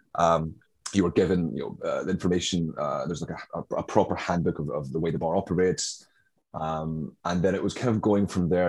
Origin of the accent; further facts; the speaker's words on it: Glasgow, Scotland, United Kingdom; moved away as an adult; also born or lived in Brooklyn, New York; now in New York, United States; my accent, as I'm sure you can tell, is not uh, native to Brooklyn, uh, where I currently am. Uh, I'm from uh, Glasgow, Scotland